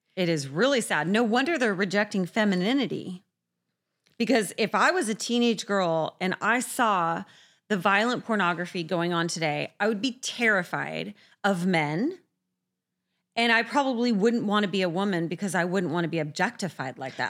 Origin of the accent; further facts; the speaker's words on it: San Diego, California, United States; I grew up in San Diego